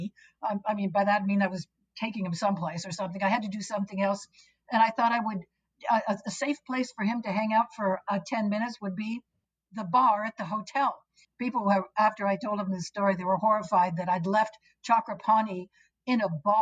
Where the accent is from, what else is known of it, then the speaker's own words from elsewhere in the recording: United States; I'm a Westerner, since I'm an American